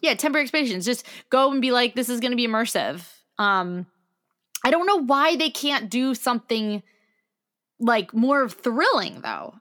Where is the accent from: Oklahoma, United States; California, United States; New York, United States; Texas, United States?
New York, United States; New York City; I'm from New York City